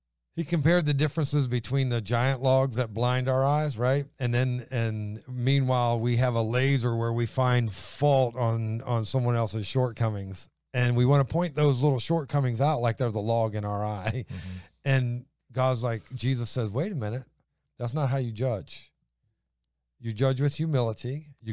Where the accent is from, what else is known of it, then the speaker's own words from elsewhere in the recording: Ohio, United States; Well, that's just the way it is. I'm from Ohio.